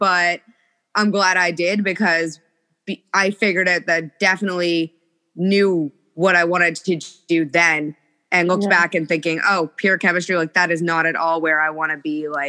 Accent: Canada; I'm Canadian. I live in a very small town.

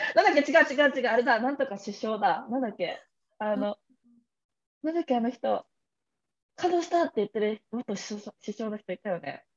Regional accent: Kamakura, Kanagawa, Japan; moved away; 私鎌倉出身だから鎌倉江ノ電とかすぐ乗ってなんか横浜鎌倉にも行けるし横浜にも行けるし江ノ島にも行けるとかってところで育ったから

